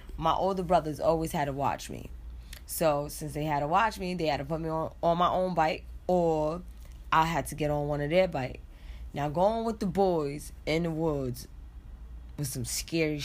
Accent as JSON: {"language": "English", "town": "New York City", "region": "New York", "country": "United States", "tie": "born or raised there", "said": "178 Lockman, because that's where I grew up"}